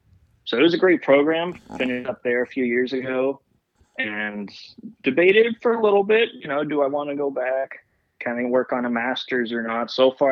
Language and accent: English; San Jose, California, United States; moved away as an adult; now in Arizona, United States; I'm from San Jose. I went to San Jose State for a couple of years, decided I wanted to get out, see a little bit more of the world. And that's what brought me out to the Valley of the Sun here in Arizona.